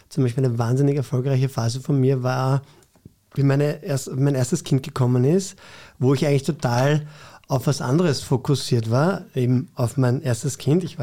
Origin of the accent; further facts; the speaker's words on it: Vienna, Austria; Ich bin in Floridsdorf aufgewachsen, das ist ein bisschen anders.